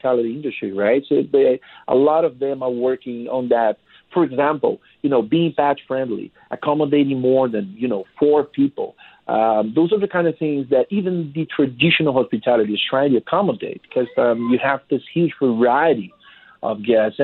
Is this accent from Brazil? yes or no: yes; Brazil; moved away; I'm from Brazil